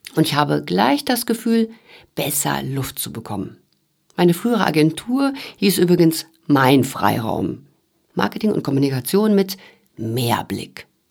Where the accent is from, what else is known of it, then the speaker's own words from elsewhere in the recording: Sauerland, North Rhine-Westphalia, Germany; moved away; Im Sauerland, wo ich aufgewachsen bin, da ist das komplett normal